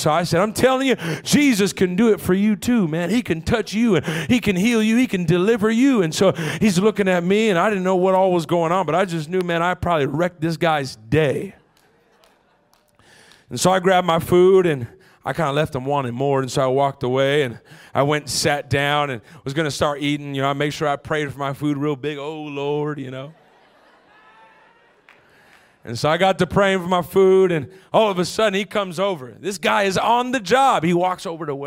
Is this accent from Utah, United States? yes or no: no; Los Angeles, California, United States; I'm from L.A.